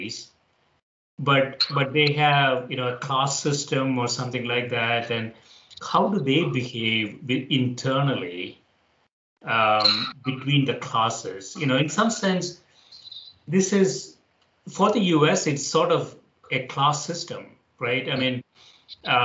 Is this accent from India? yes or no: yes; India; moved away; I grew up in India